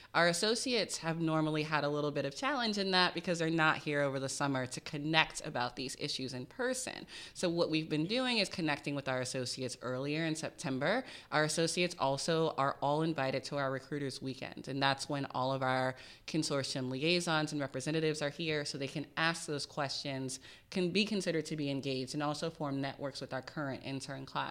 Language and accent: English; Richmond, Virginia, United States; I grew up in Richmond, Virginia, low-income family, first gen.